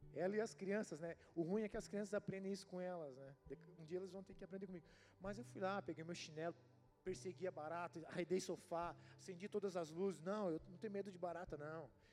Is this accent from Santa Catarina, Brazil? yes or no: yes; Palhoça, Santa Catarina, Brazil; accent: manezinho; eu sou aqui da Palhoça, manezinho da Palhoça. Eu cresci vendo bode, cabra